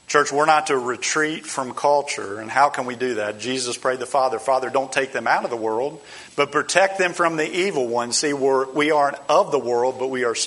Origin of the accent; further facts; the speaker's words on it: United States; we as American Christians